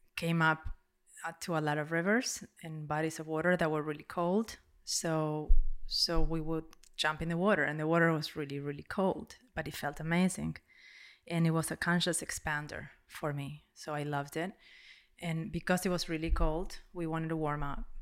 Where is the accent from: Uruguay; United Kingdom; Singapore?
Uruguay; English is a second language; moved away; I'm from Uruguay